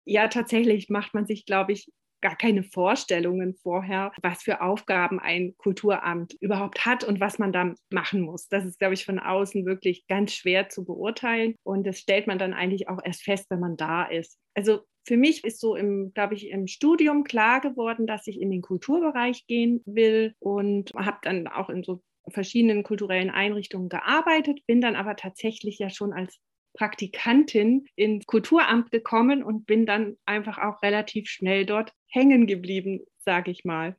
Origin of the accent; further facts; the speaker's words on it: Radolfzell, Baden-Württemberg, Germany; also born or lived in Konstanz; bin, als ich neun Jahre alt war, auf die andere Seeseite gekommen aber ich habe mein Abitur in Radolfzell gemacht